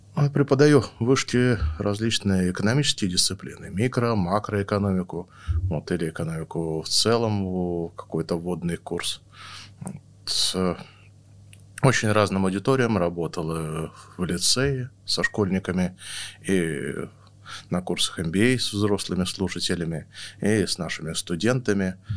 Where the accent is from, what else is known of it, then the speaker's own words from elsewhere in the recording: Novosibirsk, Novosibirsk Oblast, Russia; now in Moscow, Russia; я родился в Новосибирске